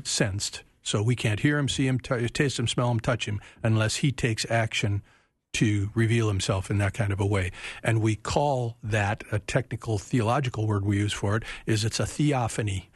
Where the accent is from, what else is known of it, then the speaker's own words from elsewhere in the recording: United States; we as American Christians